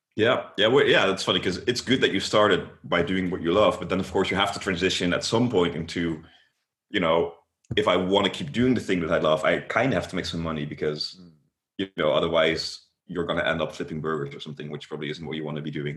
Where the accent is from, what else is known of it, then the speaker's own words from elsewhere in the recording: Netherlands; I am from the Netherlands.